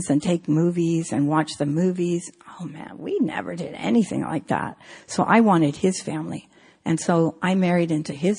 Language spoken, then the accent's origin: English; San Francisco, California, United States; I grew up in San Francisco